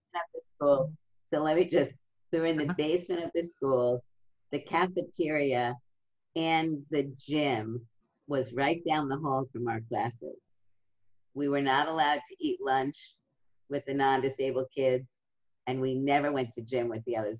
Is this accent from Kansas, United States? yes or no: no; New York City, New York, United States; in my neighborhood, it was um, a middle class neighborhood in Brooklyn